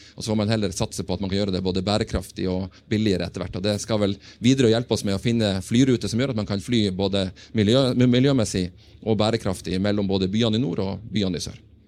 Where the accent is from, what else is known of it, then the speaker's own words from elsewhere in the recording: Tromsø, Troms, Norway; moved away as an adult; also born or lived in Oslo; Jeg kommer fra Tromsdalen, og fra oktober skal jeg ha kontor så jeg kan se hjem til Tromsdalen